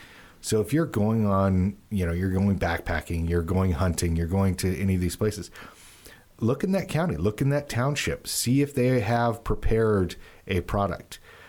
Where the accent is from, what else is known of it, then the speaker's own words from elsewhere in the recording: Utah, United States; I grew up the majority of my life in the West. So west of the Rockies, Utah.